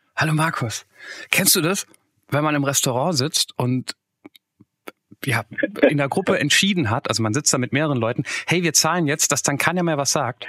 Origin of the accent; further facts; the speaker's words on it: Hesse, Germany; als Hesse